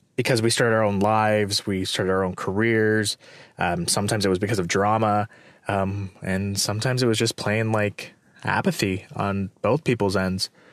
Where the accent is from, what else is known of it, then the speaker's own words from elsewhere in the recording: Morgan Hill, California, United States; moved away; Morgan Hill or, like, my hometown and living in the Bay Area